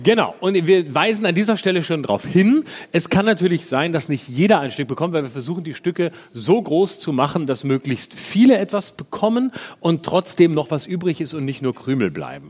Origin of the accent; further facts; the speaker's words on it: Baden-Württemberg, Germany; Ich aus Baden-Württemberg